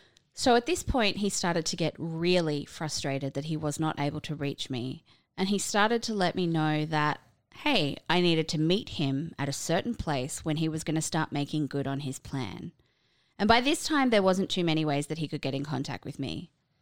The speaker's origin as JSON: {"language": "English", "region": "California", "country": "United States", "tie": "born or raised there", "said": "I grew up in Southern California."}